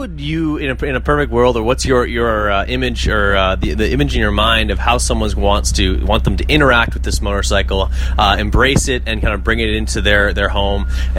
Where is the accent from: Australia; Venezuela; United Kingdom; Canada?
Canada; because I am Canadian.